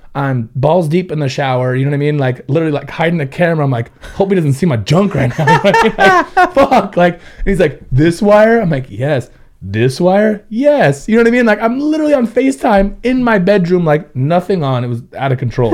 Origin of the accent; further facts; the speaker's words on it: Ventura, California, United States; born and raised in Ventura